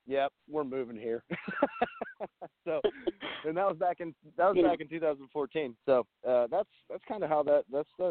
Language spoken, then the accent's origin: English; Crescent, Pennsylvania, United States; moved away; I picked up a full-time job in my hometown of Crescent, Pennsylvania